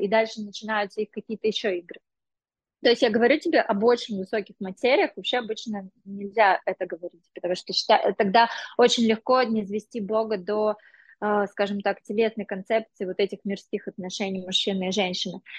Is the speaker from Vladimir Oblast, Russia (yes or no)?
no; Sergiyev Posad, Moscow Oblast, Russia; also born or lived in India; now in England, United Kingdom; когда я была девочкой из Сергиев Посада